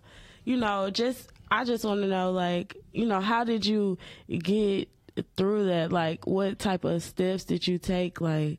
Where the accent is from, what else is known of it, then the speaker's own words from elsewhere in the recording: the South, United States; I am from the South, so I am going to mess up everything I say.